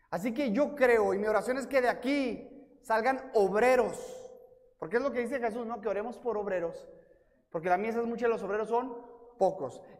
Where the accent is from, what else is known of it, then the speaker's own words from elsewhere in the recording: Ciudad Juárez, Chihuahua, Mexico; also born or lived in El Paso, Texas, United States; Literalmente nací en El Paso, Texas, pero crecí en Juárez, México pero estudié la primaria en El Paso y luego vivía en Juárez y luego cuando me mudé al Paso a vivir, iba a la iglesia a México